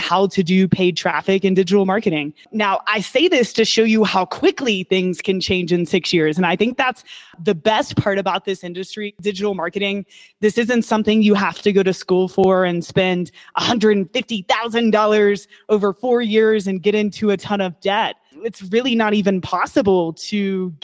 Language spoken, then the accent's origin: English; Kentucky, United States; I was born and raised in Kentucky